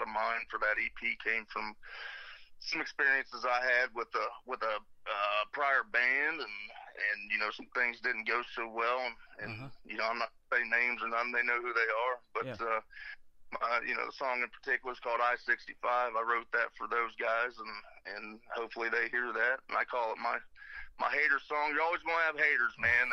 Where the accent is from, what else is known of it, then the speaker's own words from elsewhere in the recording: Columbus, Ohio, United States; also born or lived in Zanesville, Ohio; I was born and raised in Columbus, actually, and moved down after about middle school